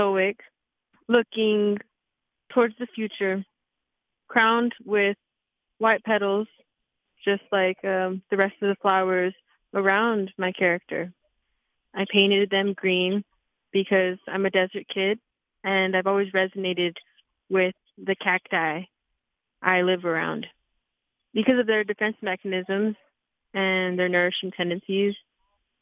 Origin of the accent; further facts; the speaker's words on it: Eloy, Arizona, United States; now in Tucson, United States; I'm from a very rural town. I'm from Eloy, Arizona